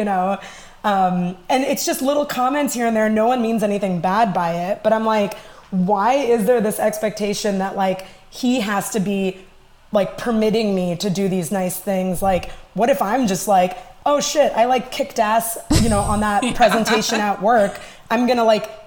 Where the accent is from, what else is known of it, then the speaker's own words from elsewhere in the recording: Chicago, Illinois, United States; also born or lived in New York City; I've lived here most of my life